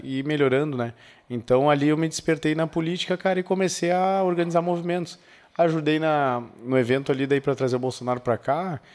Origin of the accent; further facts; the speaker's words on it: the South, southern Brazil, Brazil; Sou lá do sul